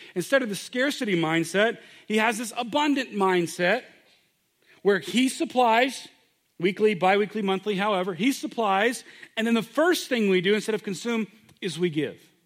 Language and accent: English; United States